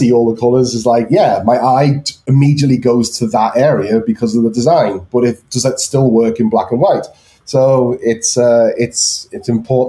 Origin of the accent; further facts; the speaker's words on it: Liverpool, North West England, United Kingdom; I think, like, again, I'm from Liverpool.